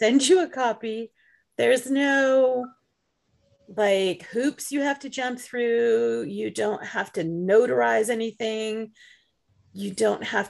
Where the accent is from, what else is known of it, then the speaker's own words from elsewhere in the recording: United States; also born or lived in England; I was born in England, but I've lived here in the United States since I was two and a half